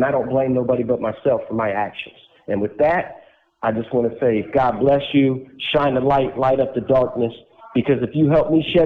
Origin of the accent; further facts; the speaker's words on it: West Palm Beach, Florida, United States; In 1979, I was born in West Palm Beach, Florida.